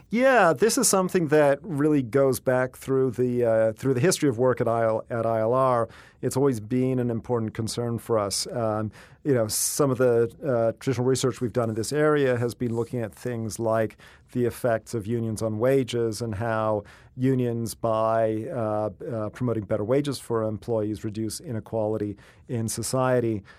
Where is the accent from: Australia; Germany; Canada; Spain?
Canada; moved away; also born or lived in England; I was born in England and grew up in Canada